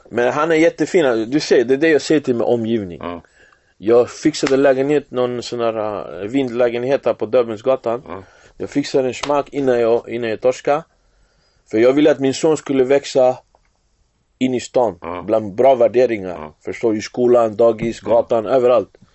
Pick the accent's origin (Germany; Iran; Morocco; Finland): Finland; now in Sweden; när jag kom eh, från Finland till Sverige 2014